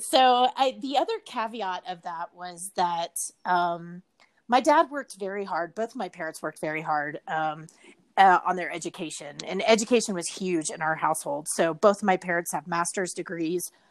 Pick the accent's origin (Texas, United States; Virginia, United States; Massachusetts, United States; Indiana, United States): Texas, United States; Richardson; I grew up um, pretty much my entire life in Dallas, Texas. Actually, in Richardson, okay. to be specific, it's like a suburb um, in North Dallas